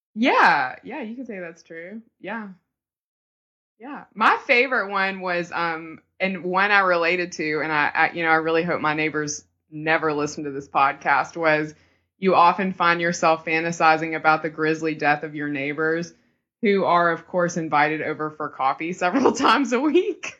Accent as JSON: {"language": "English", "region": "the South", "country": "United States", "said": "We're from the South"}